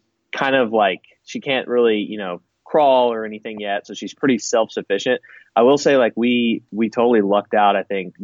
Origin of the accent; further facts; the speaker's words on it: Arkansas, United States; moved away; I grew up in Arkansas